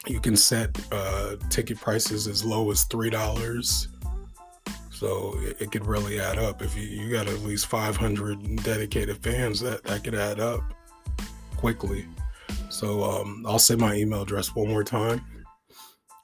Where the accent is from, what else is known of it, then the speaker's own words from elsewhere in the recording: West Coast, United States; I am from the West Coast